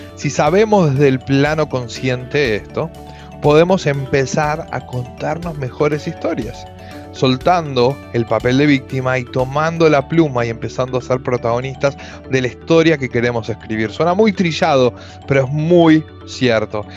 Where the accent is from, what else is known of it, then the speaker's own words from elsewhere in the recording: Argentina; yo soy de Argentina, vivo en Buenos Aires por ahora